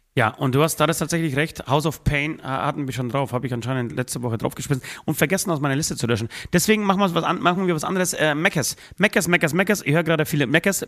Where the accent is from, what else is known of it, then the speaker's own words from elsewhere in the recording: Poland; now in Germany; ich fahre am Freitag gleichzeitig nach Polen, besuche meine Oma wieder, besuche mein, ähm, meine Heimat wieder